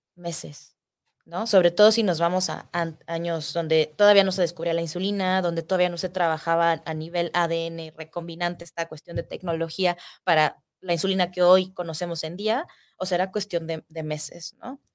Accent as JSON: {"language": "Spanish", "country": "Mexico", "said": "somos mexicanos, nuestra raza tiene predisposición a desarrollar esta enfermedad"}